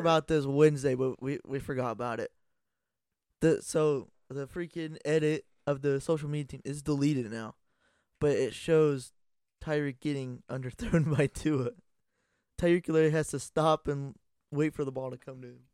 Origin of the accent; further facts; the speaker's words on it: Ohio, United States; we're from Ohio